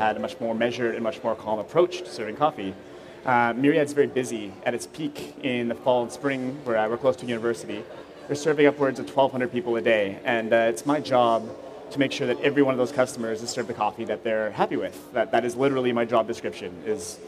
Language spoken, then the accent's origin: English; Vancouver, British Columbia, Canada; now in Montreal, Canada; I grew up in Vancouver